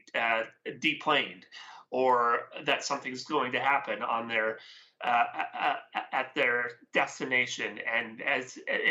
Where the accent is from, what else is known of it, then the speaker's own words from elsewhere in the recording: West Coast of Canada, Canada; I am Canadian, so I'm from the West Coast here.